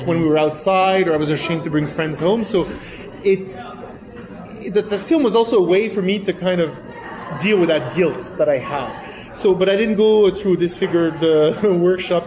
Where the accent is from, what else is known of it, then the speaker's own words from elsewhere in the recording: Quebec, Canada; first language French; English is a second language; also born or lived in France; Because I'm originally French from France. I grew up in Quebec, which is French-Canadian